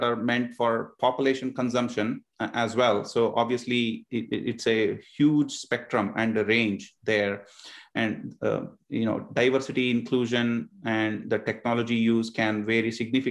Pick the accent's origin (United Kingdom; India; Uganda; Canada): India; now in Northern Virginia, United States; about half of my life so far was spent growing up in India, and the other half growing up here in Northern Virginia.